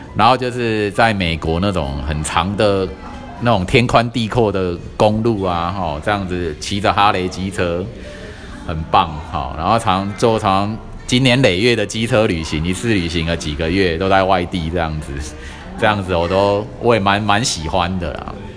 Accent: southern Taiwan, Taiwan; 我们南部人

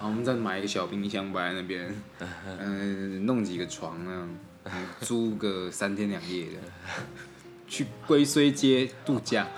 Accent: Kaohsiung, Taiwan; now in Taipei, Taiwan; 我虽然身为高雄人

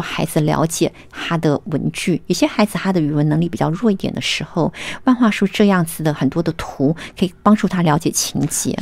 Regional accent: Taiwan; moved away as an adult; now in United States; 我是在台湾念完大学的时候才到美国去的。我在台湾念的是英美文学

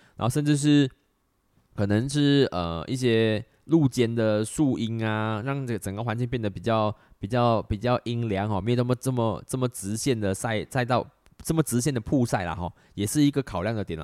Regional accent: Malaysia; 我们马来西亚人真的不常做

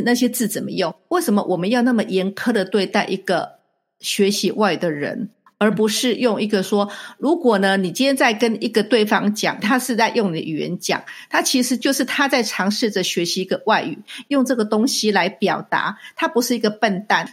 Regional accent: Taiwan; moved away; 我小时候，在台湾学的时候，学，不管是英文或是其他的语言

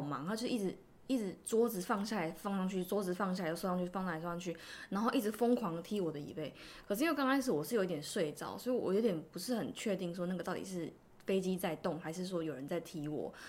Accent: Taiwan; moved away as an adult; also born or lived in Tainan; now in South Korea; 我们台湾人都会想说，哦，生肖

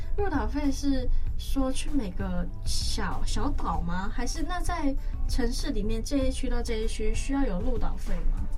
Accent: Taiwan; 像我们台湾人就是那么的chill

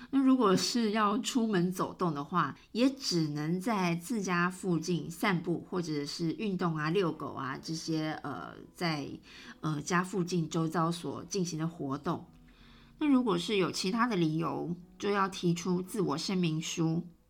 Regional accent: Taiwan; now in Italy; 像我们台湾人那样子哦，很多事情都依靠网络

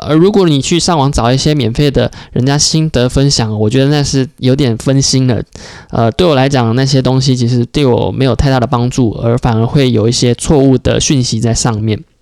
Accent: Taiwan; moved away as an adult; also born or lived in United States; 我们台湾人

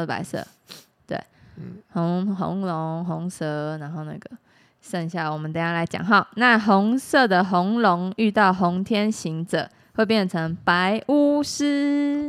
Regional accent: Taiwan; 我们台湾

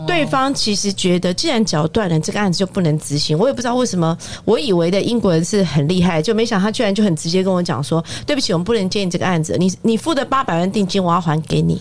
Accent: Taiwan; 我们台湾人讲话到大陆去，其实是很受欢迎的

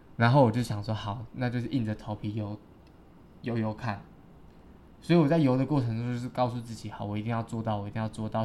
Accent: Taiwan; also born or lived in Green Island / Xiaoliuqiu; I'm from Taiwan

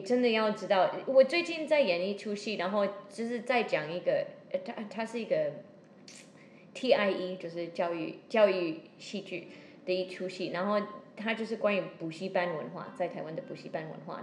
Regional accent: Seattle, Washington, United States; Chinese is a second language; now in Taiwan; 我又是西雅图人

